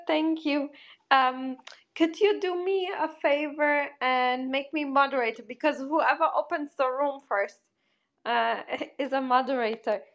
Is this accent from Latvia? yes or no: no; Germany; moved away as an adult; also born or lived in Porto, Portugal; I'm from Portugal and then I grew up in Germany